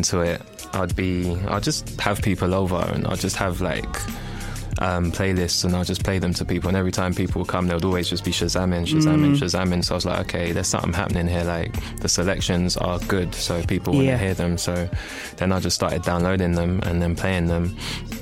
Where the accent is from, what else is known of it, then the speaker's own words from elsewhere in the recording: Nigeria; I'm Nigerian